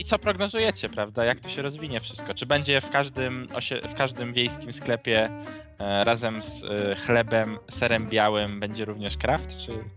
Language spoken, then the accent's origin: Polish; Łódź, Łódź Voivodeship, Poland; u nas w Łodzi